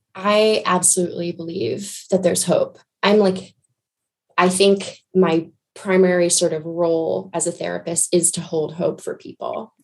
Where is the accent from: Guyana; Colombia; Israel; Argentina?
Guyana; I grew up in Guyana in South America